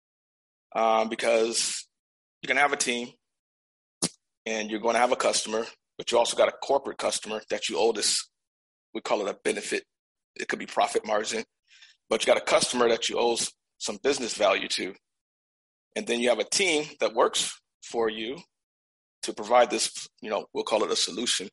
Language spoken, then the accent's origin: English; Buffalo, New York, United States; moved away as an adult; also born or lived in Georgia; I was born in Georgia, but I was raised in Buffalo from the time I was 5 to the time I turned 18